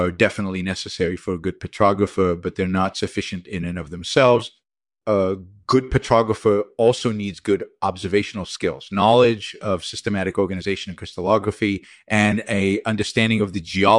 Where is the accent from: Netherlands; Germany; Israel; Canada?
Israel; moved away as an adult; also born or lived in England; I grew up in Israel, and I completed a BE in geological sciences and MS in mineralogy from the Hebrew University of Jerusalem.